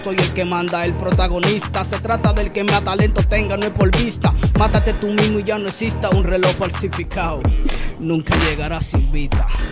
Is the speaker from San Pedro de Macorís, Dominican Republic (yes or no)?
yes; San Pedro de Macorís, Dominican Republic; moved away as an adult; now in Higüey, Dominican Republic; yo soy de San Pedro de Macorís, estamos aquí por estos lados